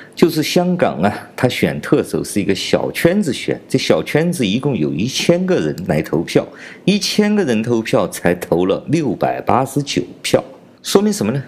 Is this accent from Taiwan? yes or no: no; China; 我是来自中国大陆的